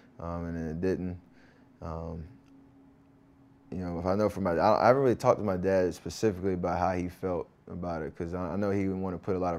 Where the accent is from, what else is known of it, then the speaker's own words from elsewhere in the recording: North Carolina, United States; growing up in Tar Heel country and in North Carolina.